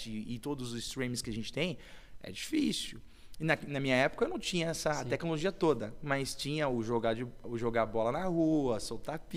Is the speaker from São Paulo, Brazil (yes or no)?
yes; São Paulo, Brazil; eu sou de Itaquera, bem depois ainda.